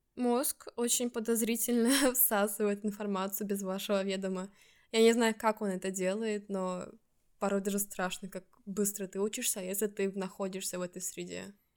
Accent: Estonia; first language Russian; moved away as an adult; now in Stockholm, Sweden; Я родилась в Эстонии, в русскоязычной семье

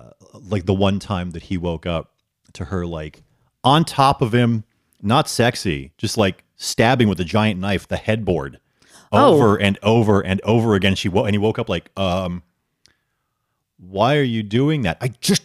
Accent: Grand Forks, North Dakota, United States; born there; I was born in Grand Forks, North Dakota.

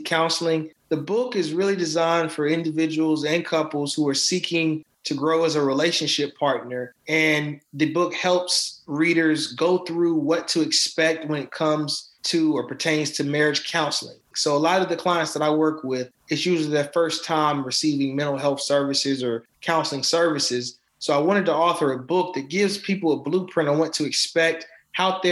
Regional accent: Charlotte, North Carolina, United States; I'm currently out of Charlotte, North Carolina

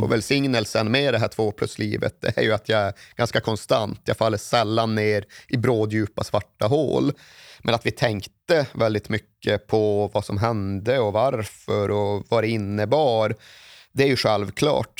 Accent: Malmberget, Norrbotten County, Sweden; now in Stockholm, Sweden; uppe i norra Norrland där jag kommer ifrån

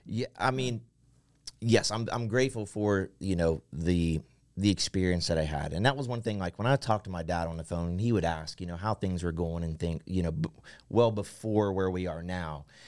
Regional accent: Central Ohio, United States; moved away as an adult; I grew up in Central Ohio

